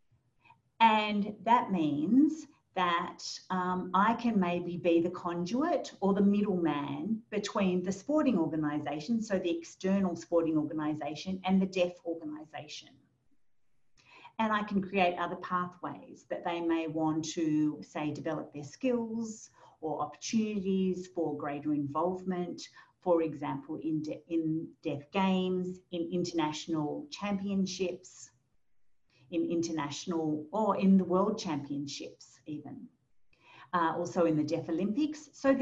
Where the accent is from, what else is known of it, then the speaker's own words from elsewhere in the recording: New Zealand; now in Australia; I'm fluent though in New Zealand Sign Language and also Auslan. I moved to Australia from New Zealand.